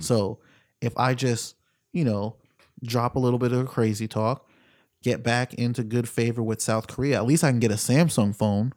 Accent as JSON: {"language": "English", "country": "Jamaica", "said": "I'm Jamaican"}